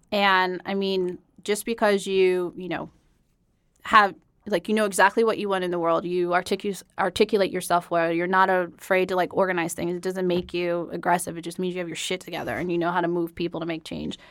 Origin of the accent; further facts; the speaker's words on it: Denver, Colorado, United States; moved away as an adult; also born or lived in Atlanta, Georgia; I'm originally from Denver